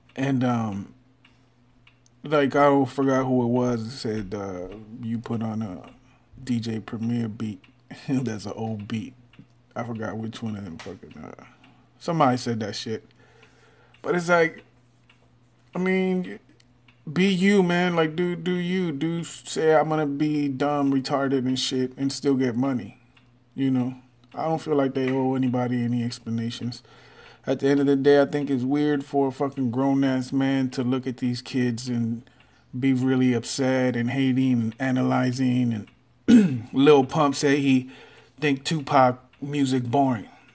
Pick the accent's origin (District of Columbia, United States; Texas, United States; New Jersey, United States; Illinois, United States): Texas, United States; I'm from Texas